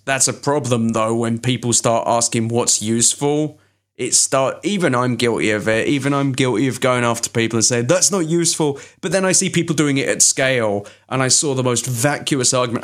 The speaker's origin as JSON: {"language": "English", "region": "London", "country": "United Kingdom", "tie": "born or raised there", "moved": "yes", "said": "The fucking British secondary school I went to was where Alan Rickman and Hugh Grant went."}